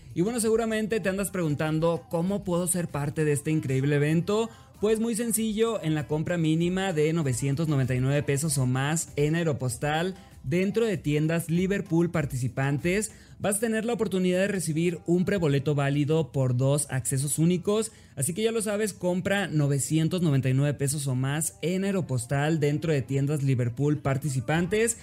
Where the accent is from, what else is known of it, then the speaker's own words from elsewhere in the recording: Mexico; no tengo inglés perfecto amigos porque soy mexicano